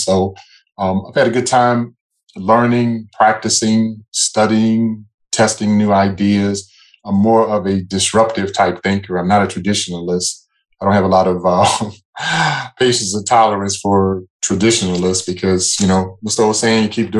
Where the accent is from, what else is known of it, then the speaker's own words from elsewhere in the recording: New Orleans, Louisiana, United States; So my background is I'm originally from New Orleans, Louisiana. That's my hometown.